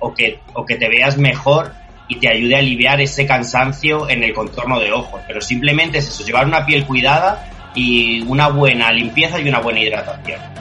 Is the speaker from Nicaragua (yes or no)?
no; Albacete, Castilla-La Mancha, Spain; now in Madrid, Spain; Yo soy de Albacete, una ciudad muy cerquita a Madrid, y me pilló por aquí, por, mi tierra